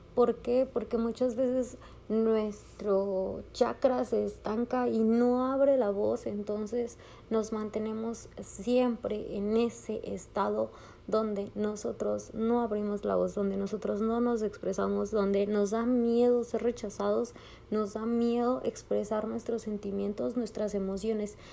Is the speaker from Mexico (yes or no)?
yes; Mexico; a los que somos mexicanos